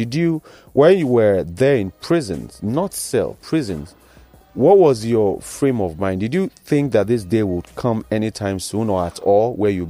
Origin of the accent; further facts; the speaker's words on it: Nigeria; as a Nigerian